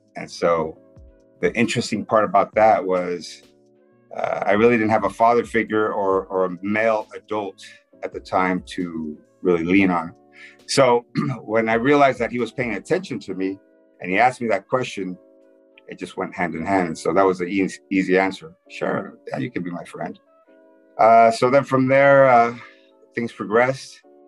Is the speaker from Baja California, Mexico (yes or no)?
yes; Tijuana, Baja California, Mexico; also born or lived in San Diego, California; originally from Tijuana, Mexico, just south of the border, just a couple hours south of here. Born on both sides of the border, raised on both sides of the border, meaning Tijuana and San Diego, California